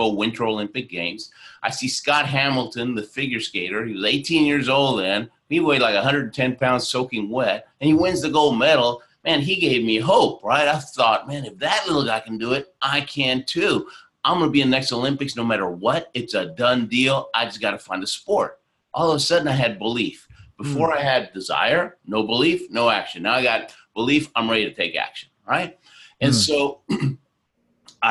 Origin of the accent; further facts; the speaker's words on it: Argentina; moved away; also born or lived in Houston, Texas; I was born in Argentina